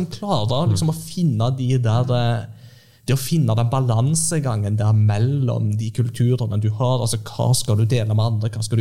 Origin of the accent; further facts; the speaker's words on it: Japan; now in Norway; som vi hadde med oss fra Japan til Norge. Og disse mm. gikk jo på repeat da jeg kom til Norge. For det var, det, var, jeg hadde vokst opp med, og det var det jeg kjente til.